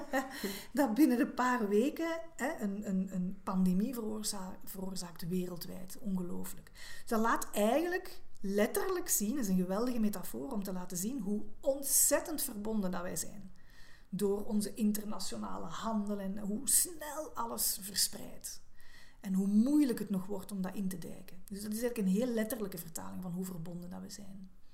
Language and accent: Dutch; Belgium; als Belg